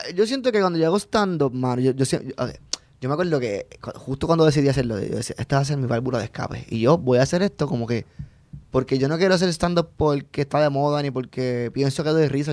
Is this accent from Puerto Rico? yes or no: yes; Puerto Rico; moved away as an adult; also born or lived in Orlando, United States; me fui de Puerto Rico a Estados Unidos para trabajar en Disney